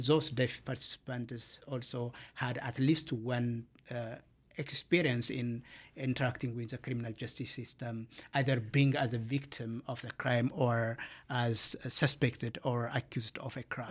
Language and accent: English; Ethiopia; moved away as an adult; now in Canada; I am from Ethiopia and my background is law